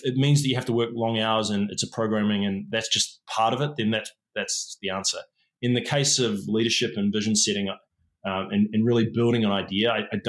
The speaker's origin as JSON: {"language": "English", "region": "England", "country": "United Kingdom", "tie": "born there", "said": "I was born in England. My father's English. My mum's a Kiwi."}